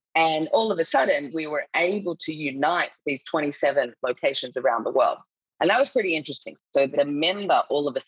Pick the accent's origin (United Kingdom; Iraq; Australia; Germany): Australia; accent: Australian; moved away as an adult; now in Singapore; I'm Australian. You can probably tell by my accent